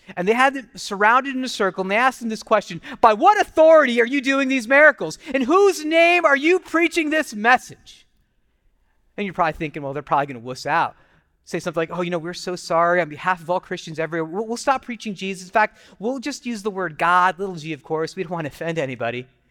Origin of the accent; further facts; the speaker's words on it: United States; I grew up as a kid being Indian American. My parents were immigrants